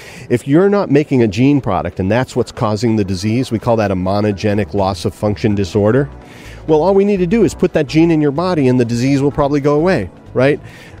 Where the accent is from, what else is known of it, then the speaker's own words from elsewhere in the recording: California, United States; because I come from Silicon Valley